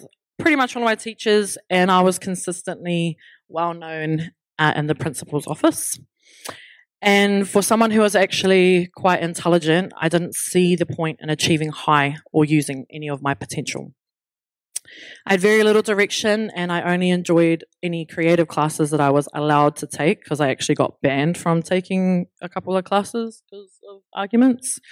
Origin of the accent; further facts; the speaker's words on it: Brisbane, Queensland, Australia; I was born in Brisbane, Australia, and I did most of my schooling unaware of my whakapapa.